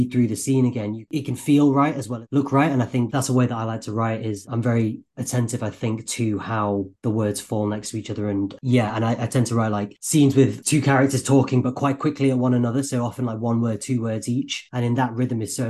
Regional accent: Manchester, North West England, United Kingdom; moved away as an adult; also born or lived in London; I'm from Manchester. There are theatres in Manchester, but we were on the suburbs

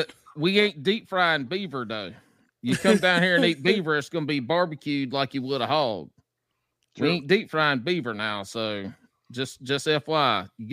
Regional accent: the South, United States; But I grew up in the South

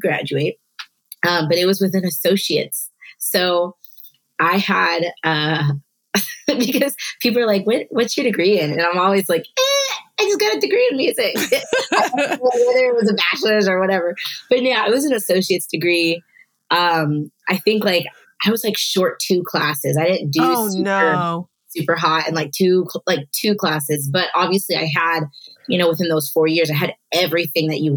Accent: Virginia, United States; moved away as an adult; I am originally born and raised on the East Coast, Virginia, and I lived there my whole life up until I went to Bible school

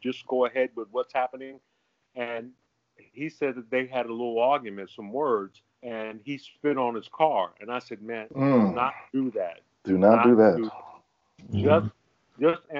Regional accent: New York City, New York, United States; I'm from Harlem, too

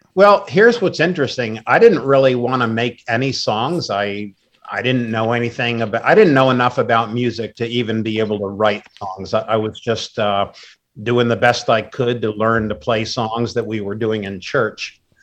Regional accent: Wappingers Falls, New York, United States; moved away as an adult; now in Maryland, United States; I grew up in New York, currently live in Maryland, but I've lived all over the world

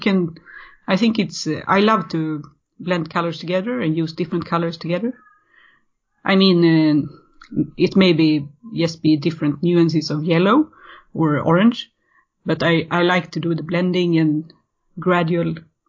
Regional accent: Sweden; I'm born and raised in Sweden

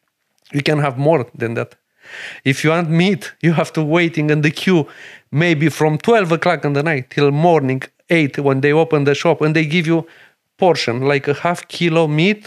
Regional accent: Romania; English is a second language; moved away as an adult; now in Ireland; I am from Romania.

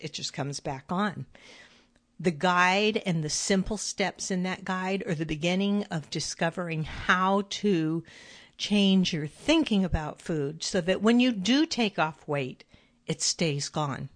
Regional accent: California, United States; moved away as an adult; When I lived in California, which I still consider my home, I was raised in California.

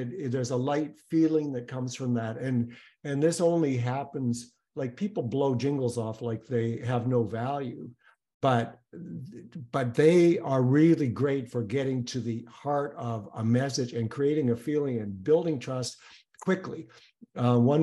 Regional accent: Canada; I'm Canadian

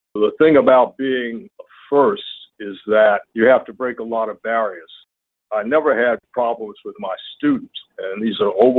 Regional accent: the South, United States; It just so happens I grew up in the South, in Alabama, Georgia, and North Carolina as a child

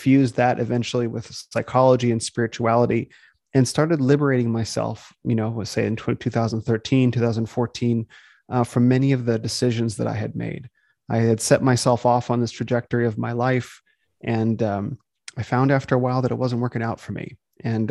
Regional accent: Phoenix, Arizona, United States; So I was born in Phoenix, Arizona, which is where I live now. I grew up there, spent the first 18 years of my life in Phoenix.

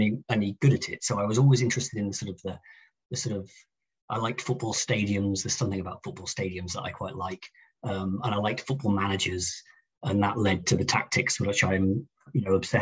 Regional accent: Chester, North West England, United Kingdom; I grew up in Chester. In the northwest

